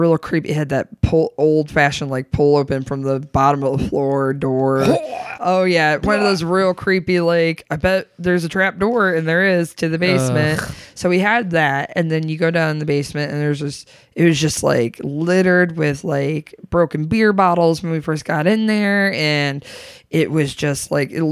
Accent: Grand Rapids, Michigan, United States; also born or lived in San Antonio, Texas / Austin, Texas; now in Chicago, United States; I grew up in Grand Rapids, Michigan

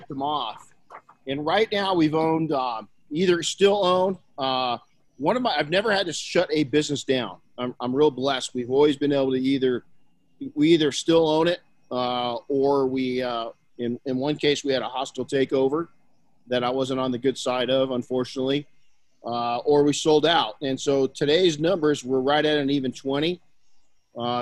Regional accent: Colton, California, United States; I was raised by my mom and grandma in Colton, California

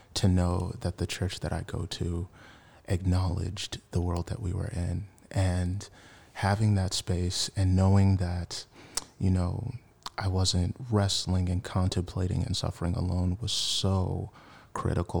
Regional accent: Washington, District of Columbia, United States; moved away as an adult; now in San Francisco Bay Area, United States; I'm originally from Washington, D C. I've been in the Bay for about seven years now.

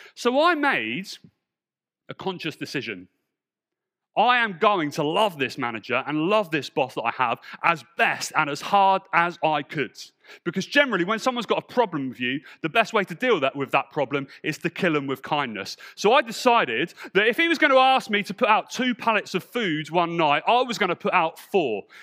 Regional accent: Portsmouth, South East England, United Kingdom; also born or lived in London; my church back in Portsmouth

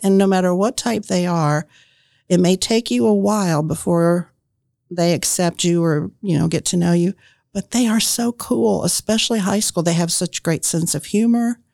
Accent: Indianapolis, Indiana, United States; moved away as an adult; also born or lived in Marion, Indiana; I grew up in Indianapolis, and when I graduated from Arlington High School, I went to Ball State

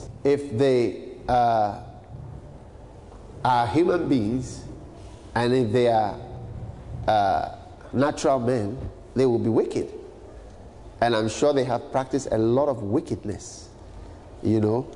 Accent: Ghana; a Ghanaian, as a black man

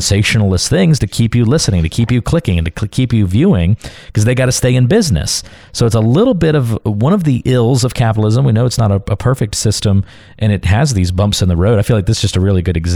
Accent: Carteret County, North Carolina, United States; My folks live in, and I'm from Carteret County, North Carolina. Went to high school down there

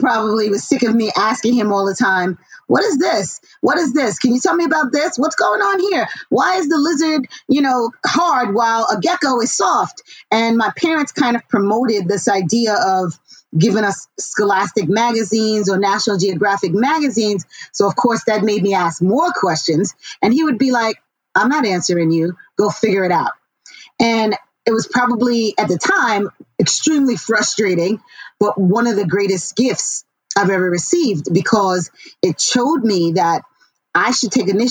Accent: New York City, New York, United States; I grew up in Queens, New York, and I'm a child of immigrants.

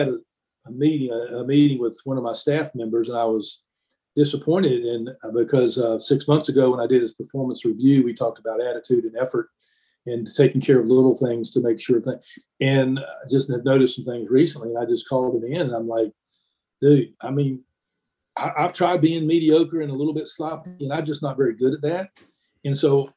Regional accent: Greenville, North Carolina, United States; moved away as an adult; also born or lived in Virginia; now in Charleston, United States; I grew up in Greenville, North Carolina

